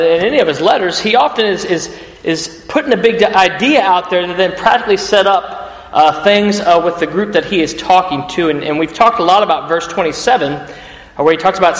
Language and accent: English; United States; moved away as an adult; now in United Kingdom; I'm an American citizen in the UK